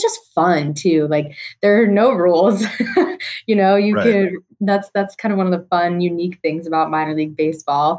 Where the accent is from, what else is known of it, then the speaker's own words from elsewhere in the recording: New Jersey, United States; moved away; also born or lived in Tennessee; I grew up right outside New York City in New Jersey